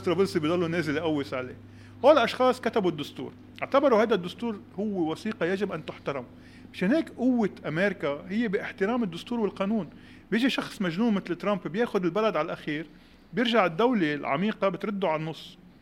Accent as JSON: {"language": "Arabic", "town": "Beirut", "region": "Beirut Governorate", "country": "Lebanon", "tie": "born or raised there", "said": "انا ربيت ببيروت الغربيه 89 كشخص درزي عايش ببيروت الغربيه"}